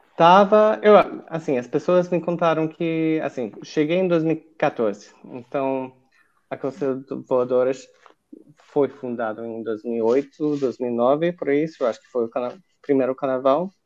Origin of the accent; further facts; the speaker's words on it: United States; Portuguese is a second language; moved away as an adult; also born or lived in Rio de Janeiro, Brazil; now in Portugal; crescendo nos Estados Unidos